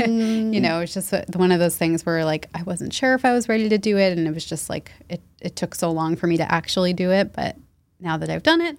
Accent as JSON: {"language": "English", "town": "Leominster", "region": "Massachusetts", "country": "United States", "tie": "born or raised there", "lives_now": "Boston, United States", "said": "I grew up there. And then when I was 18, I came to Boston for college and I never left."}